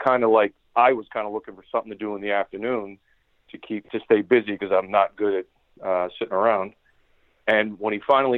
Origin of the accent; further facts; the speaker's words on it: New Jersey, United States; also born or lived in Chicago; I moved from Chicago back home to New Jersey